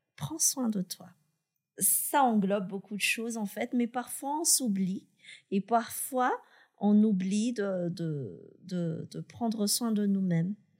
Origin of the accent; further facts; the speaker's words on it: Madagascar; je suis malgache, j'ai été recrutée à Madagascar